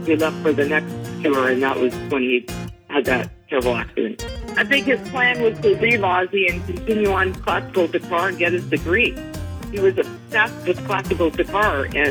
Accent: Los Angeles, California, United States; I grew up in the Valley in North Hollywood.

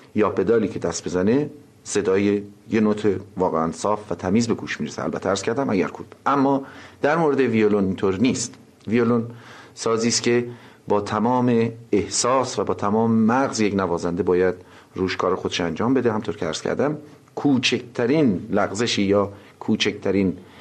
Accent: Tehran, Tehran Province, Iran; چهل سال قبل در تهران خیابان شاهباد به دنیا آمدم

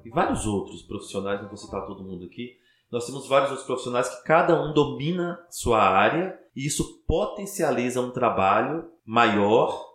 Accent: Teófilo Otoni, Minas Gerais, Brazil; also born or lived in Belo Horizonte; eu sou de Teoflotone

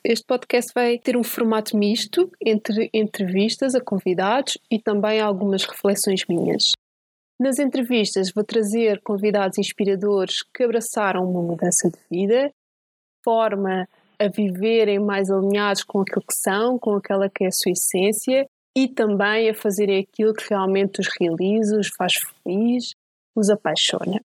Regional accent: Santiago do Cacém, Alentejo, Portugal; moved away as an adult; como eu era do Alentejo, tinha que ir inscrever-me na universidade na capital distrito, que no meu caso era em Setúbal. Portanto, eu quando saí de Santiago

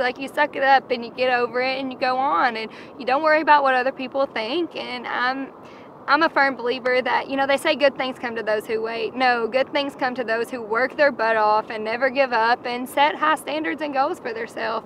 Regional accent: Campbellsville, Kentucky, United States; also born or lived in Lexington, Kentucky; I'm from Campbellsville, Kentucky.

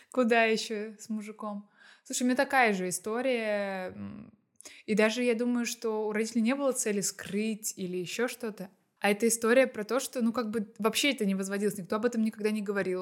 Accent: Astrakhan, Astrakhan Oblast, Russia; я из Астрахани, и там все очень плохо с хвойными деревьями

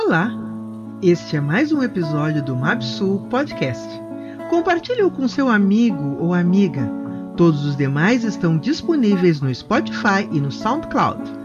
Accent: Pelotas, Rio Grande do Sul, Brazil; Sou pelotense, nasci aqui em Pelotas no dia 13 de setembro de 1962.

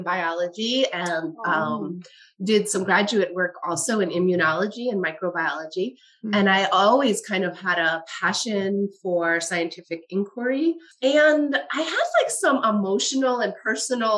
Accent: Westchester County, New York, United States; I grew up in Westchester County

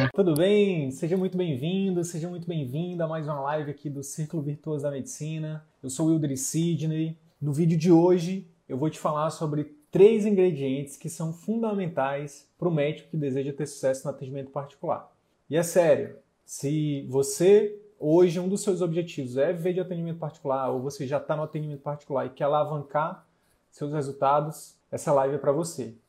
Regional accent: Piauí, Brazil; sou piauiense

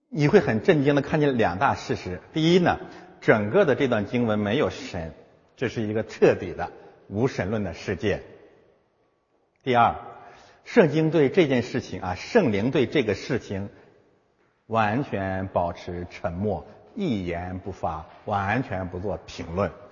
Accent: China; 我们中国人

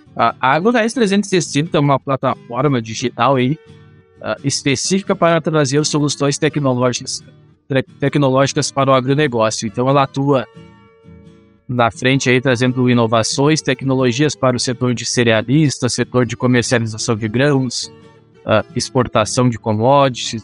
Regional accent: Júlio de Castilhos, Rio Grande do Sul, Brazil; eu sou do Rio Grande do Sul, de uma cidade chamada Júlia de Castilhos, uma cidade do interior aqui com 20 mil habitantes

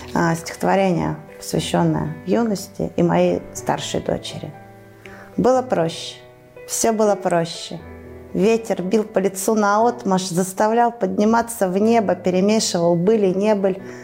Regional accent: Tara, Omsk Oblast, Russia; я уроженка города Тары. Э, здесь родилась, здесь росла, здесь творила, здесь училась, продолжаю жить

